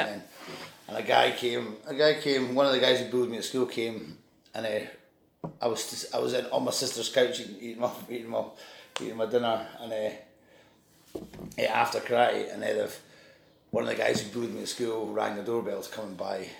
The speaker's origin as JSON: {"language": "English", "town": "Stow", "region": "Scotland", "country": "United Kingdom", "tie": "born or raised there", "also_born_or_lived": "Edinburgh", "said": "I grew up in Stow. I was born in Edinburgh. But... Okay. But then when I was four, we moved to Stow in the Scottish Borders."}